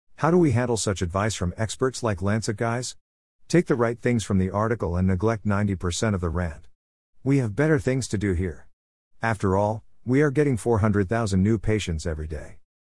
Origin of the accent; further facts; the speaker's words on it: India; I am an Indian.